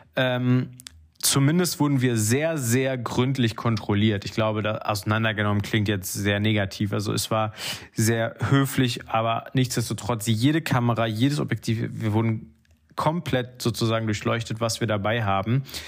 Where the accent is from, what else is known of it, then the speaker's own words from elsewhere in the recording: North Rhine-Westphalia, Germany; Ich als Ostwestfale